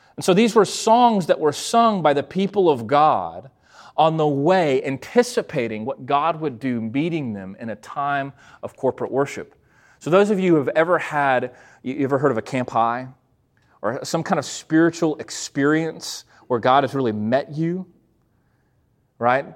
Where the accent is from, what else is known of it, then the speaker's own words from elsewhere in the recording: McGregor, Texas, United States; I grew up in the Lutheran church, very small congregation, 100 people uh, out in McGregor, Texas